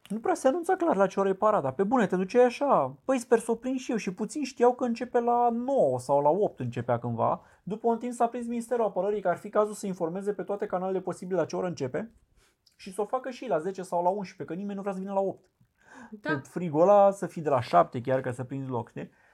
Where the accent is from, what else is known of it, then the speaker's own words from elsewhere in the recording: Romania; sunt român